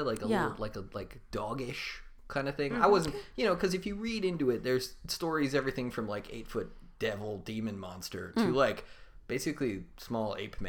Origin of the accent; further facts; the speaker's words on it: Maryland, United States; also born or lived in England; I was born in England, but we lived in Maryland basically our entire lives